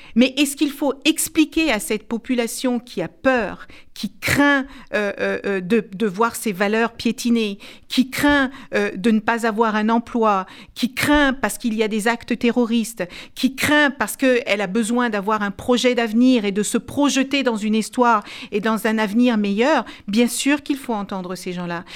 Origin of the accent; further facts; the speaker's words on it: France; je suis française